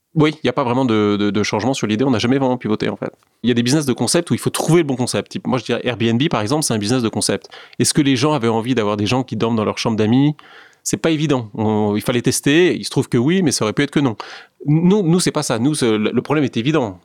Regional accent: France; moved away; also born or lived in New York; quand on est un Français euh, dans le luxe

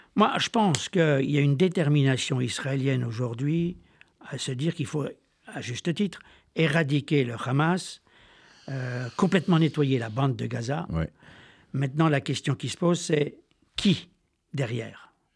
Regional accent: Besançon, Bourgogne-Franche-Comté, France; also born or lived in French Alps; je suis originaire de Franche-Comté, moitié Besançon, moitié des Alpes

